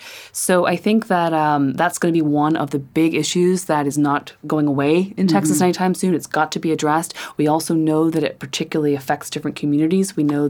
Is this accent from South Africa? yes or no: no; Ireland; You know, when I was growing up in Ireland, no one could mention the word abortion.